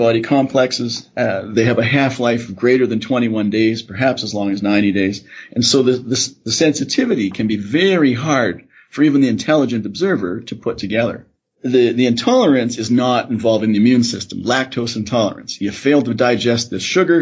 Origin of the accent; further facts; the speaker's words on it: Canada; now in Calgary, Canada; I'm a Canadian. My family are grain farmers in Saskatchewan.